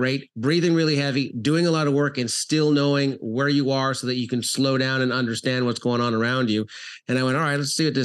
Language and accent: English; Canada; moved away as an adult; also born or lived in South Florida; now in Florida, United States; I'm originally from Canada. So I trained professional hockey players out there, moved to South Florida